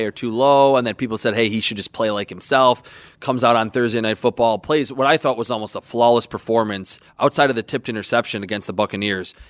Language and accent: English; Western New York, United States; me being again born and raised in Western New York, or not born here, but raised in Western New York, in a Bills fan family